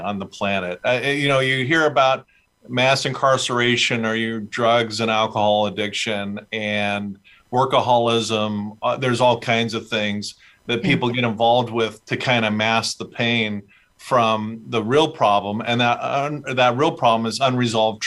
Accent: Fullerton, California, United States; I was born in Southern California, a little town called Fullerton.

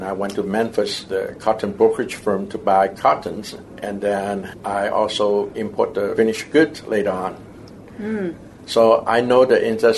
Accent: Taiwan; born there; also born or lived in Hong Kong; I was born in Taiwan, and later on, he reunited with the rest of his siblings in Hong Kong.

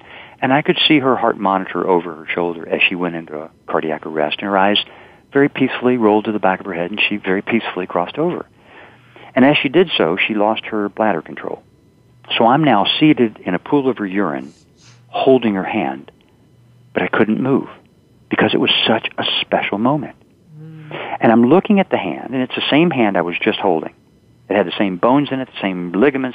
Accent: the South, United States; I'm from the South

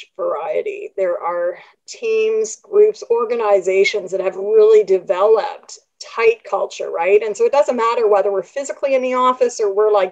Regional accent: Canada; I'm Canadian

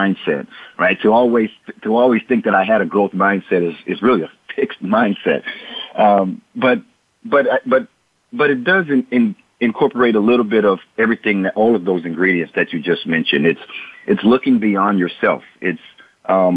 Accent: Port Arthur, Texas, United States; growing up in Port Arthur, Texas, I was surrounded by drug abuse, addictions, violence, economic ruins

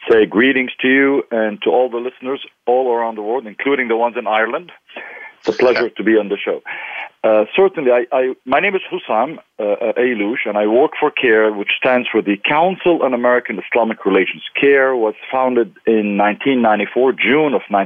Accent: Lebanon; moved away as an adult; also born or lived in Texas; now in California, United States; I'm an immigrant. I came from Lebanon

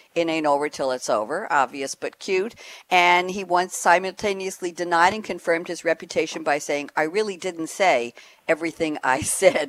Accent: New York City, New York, United States; moved away as an adult; also born or lived in Great Neck, New York / Long Island; now in Durham, United States; I grew up in in Queens, uh, in Douglaston, Long Island, Douglaston, New York, actually the borough of Queens

